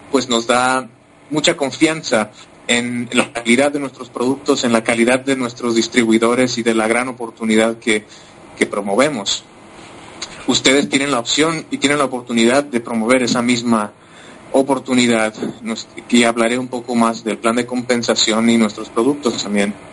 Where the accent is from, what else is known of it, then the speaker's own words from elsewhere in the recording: Mexico; first language Spanish; now in United States; ahora es que tengo la oportunidad también de, hablar en, mi idioma materno. de yo soy originario de México, eh, tengo ya más de 12 años viviendo en los Estados Unidos, así que mi, español es una mezcla de muchos y, de muchos acentos